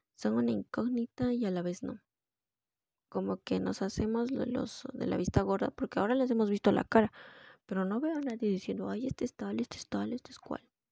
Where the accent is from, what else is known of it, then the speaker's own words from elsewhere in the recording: Peru; somos, soy de Perú